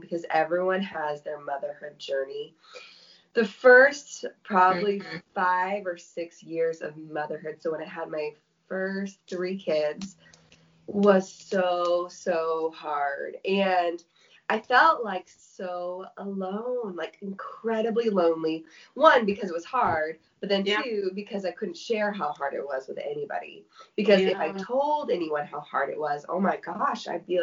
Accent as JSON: {"language": "English", "town": "San Diego", "region": "California", "country": "United States", "said": "I am from San Diego, and I am a mom to 5 kids"}